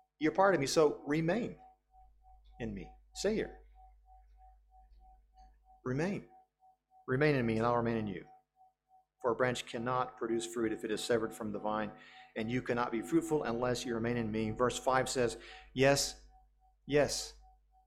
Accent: United States; As a Western person, as an American, I grew up with this worldview

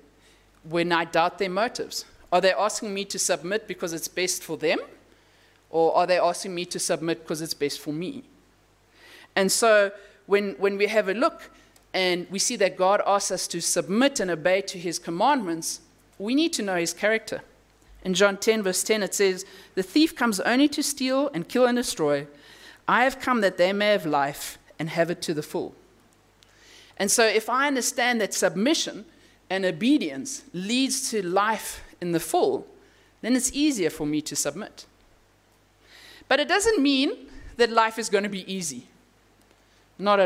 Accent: Namibia; moved away; I come from Namibia where there's wide open spaces

